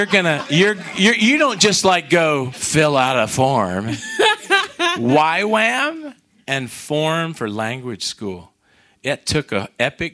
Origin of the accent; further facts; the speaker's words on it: United States; I'm American